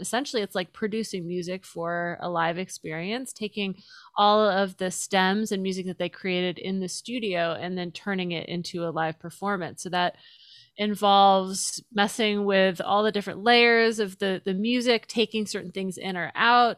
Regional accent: Pensacola, Florida, United States; born there; Yeah, so I was born in Pensacola, but I didn't live there very long. I was there for the first few years of my life.

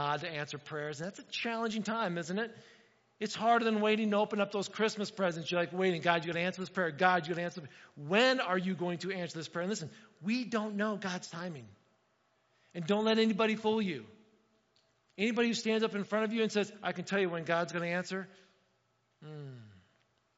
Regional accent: Indiana, United States; moved away; I grew up in Indiana

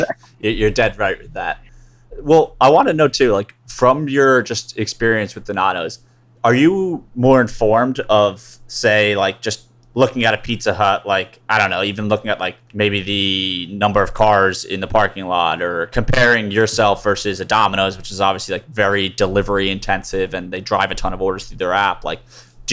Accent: Northeast, United States; I grew up in the Northeast

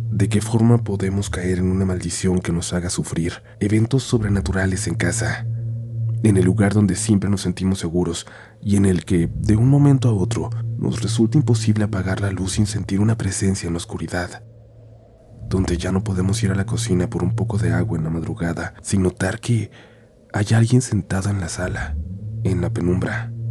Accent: Guadalajara, Jalisco, Mexico; sucedió en una de las avenidas más importantes de Guadalajara, ciudad de donde soy originaria y en la que siempre he vivido

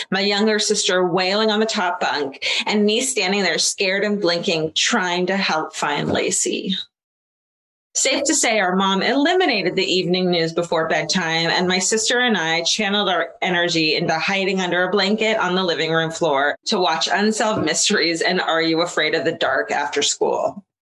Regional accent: Concord, California, United States; I grew up in the Bay Area, Concord, and was fascinated by the candlelit vigils and community searches for this beautiful mother to be.

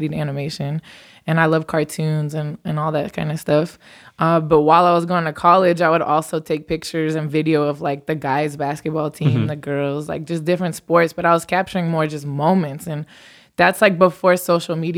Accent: Los Angeles, California, United States; I'm born and raised in Los Angeles. So this is my hometown

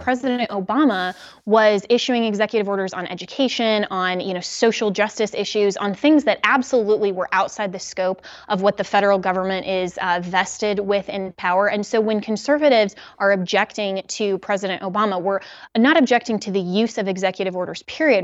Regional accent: Colorado, United States; Colorado, my home state

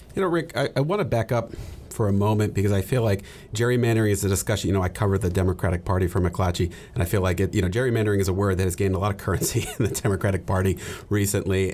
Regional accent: Texas, United States; we're both from Texas

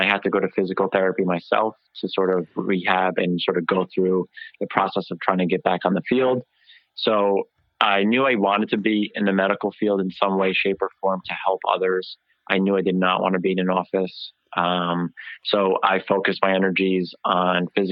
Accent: Parlin, New Jersey, United States; So I am a Jersey boy. I grew up in Central Jersey, if you believe in the Central Jersey. So I grew up in Parlin, New Jersey

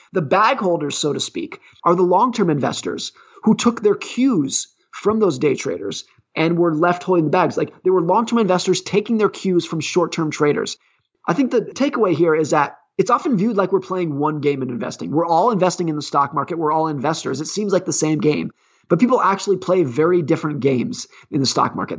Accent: California, United States; I grew up ski racing in Lake Tahoe, California.

